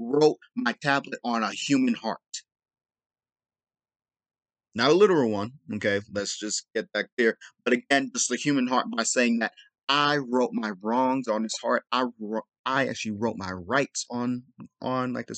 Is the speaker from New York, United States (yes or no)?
no; Los Angeles, California, United States; I'm from South Central